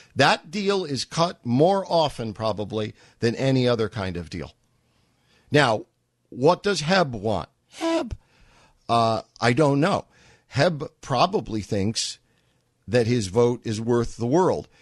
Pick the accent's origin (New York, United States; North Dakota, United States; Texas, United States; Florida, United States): New York, United States; I grew up in New York